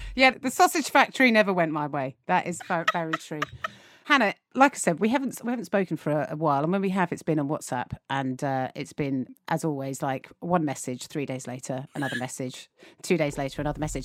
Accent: England, United Kingdom

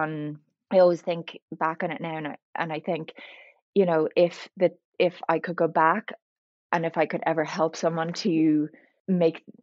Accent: Ireland; also born or lived in Dublin; So I'm Irish. I live in Dublin.

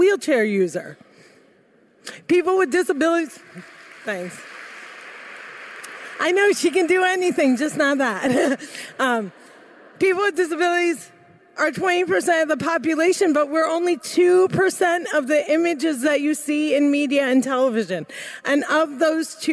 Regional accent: New Jersey, United States; I'm from Jersey! Growing up, my parents taught me to dream big, and like most Muslim girls growing up in America

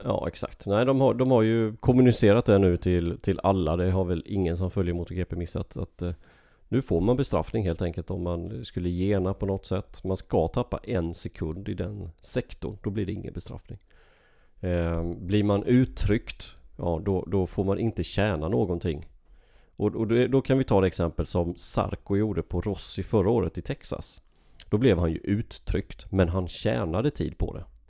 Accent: Sweden; moved away; hemma i Sverige

